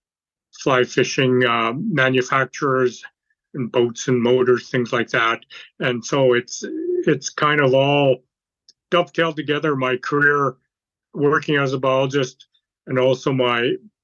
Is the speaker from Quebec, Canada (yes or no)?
no; Vancouver, British Columbia, Canada; now in Kamloops, Canada; I was born and raised in Vancouver, BC, down at the coast